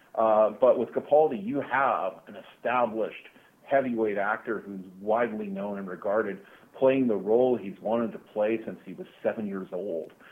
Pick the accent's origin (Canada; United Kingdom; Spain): Canada; growing up in Canada